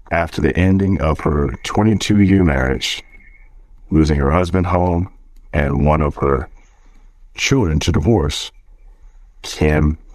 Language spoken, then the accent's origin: English; Richmond, United States; born there; So, I was born in Richmond